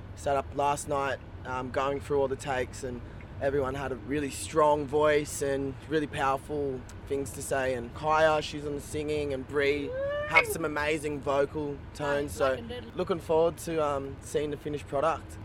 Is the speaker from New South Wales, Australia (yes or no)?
yes; Byron Bay, New South Wales, Australia; growing up in Byron Bay and around the Shire